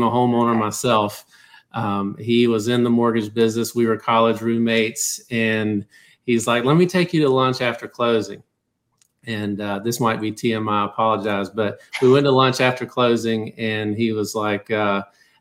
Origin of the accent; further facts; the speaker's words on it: South Georgia, United States; moved away as an adult; now in Atlanta, United States; I'm a Georgia guy. I've always lived in Georgia. I'm from South Georgia